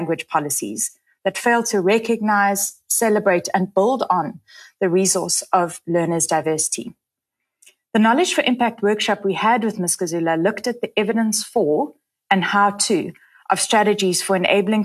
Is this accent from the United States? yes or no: no; South Africa